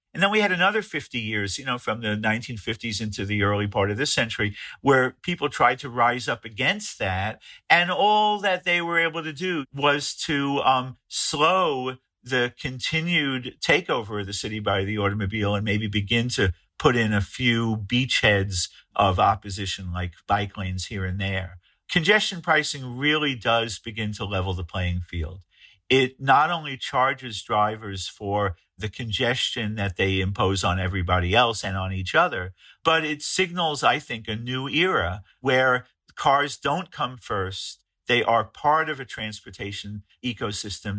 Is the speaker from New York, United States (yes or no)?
yes; New York City, New York, United States; my hometown of New York City